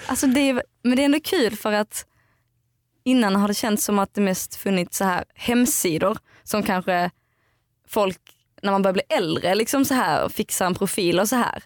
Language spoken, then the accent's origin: Swedish; outside Eslöv, central Skåne, Sweden; moved away; Jag kommer från eh, Skåne. Mitten, i Skåne, mitten på Skåne typ